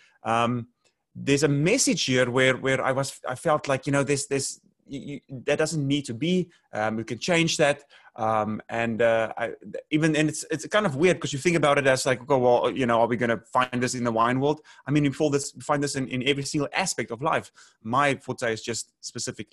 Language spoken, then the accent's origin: English; South Africa; moved away as an adult; also born or lived in Northern California, United States; now in Los Angeles, United States; I'm originally from South Africa, born and raised, lived there for 26 years of my life